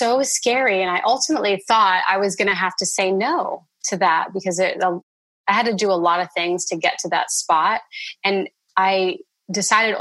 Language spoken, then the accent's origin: English; Indiana, United States; growing up in Indiana